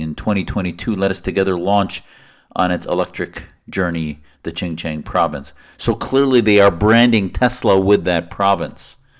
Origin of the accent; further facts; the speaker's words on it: United States; as an American patriot, how I, as an American Muslim